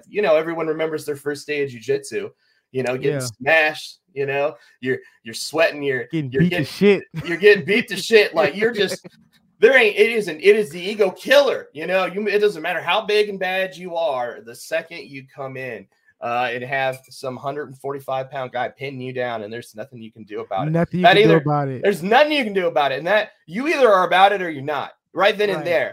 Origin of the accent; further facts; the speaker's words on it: Dallas, Texas, United States; I'm from Dallas. I grew up there.